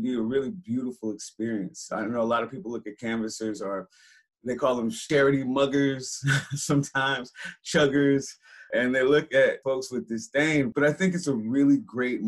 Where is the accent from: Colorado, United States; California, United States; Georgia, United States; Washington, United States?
California, United States; San Francisco; I grew up in Hunters Point, San Francisco, that spot that's not on the tourist map